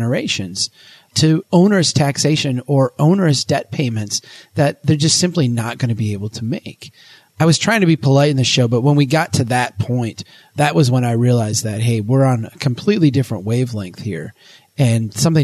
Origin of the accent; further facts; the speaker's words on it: Brainerd, Minnesota, United States; my hometown here in Brainerd